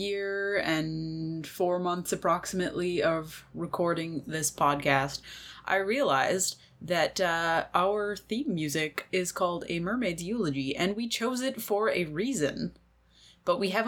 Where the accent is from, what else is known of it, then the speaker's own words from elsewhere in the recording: Canada; the social context that I'm growing up in Canada